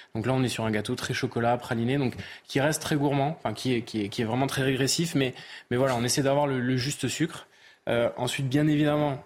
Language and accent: French; the South-West, south-west France, France; je suis du Sud-Ouest, le Pays Basque n'étant pas loin.